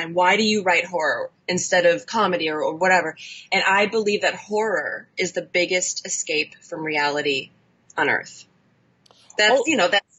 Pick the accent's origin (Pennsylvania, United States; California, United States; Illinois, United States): Illinois, United States; Chicago; now in Los Angeles, United States; I'm from Chicago. Mm-hmm. And I currently live in Los Angeles